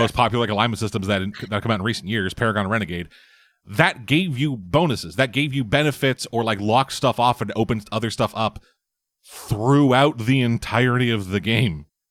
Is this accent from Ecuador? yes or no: no; Canada